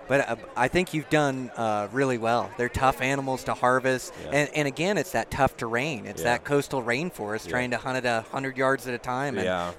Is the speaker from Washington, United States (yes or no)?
yes; Olympia, Washington, United States; I grew up in the Pacific Northwest, so I grew up like Olympia, Washington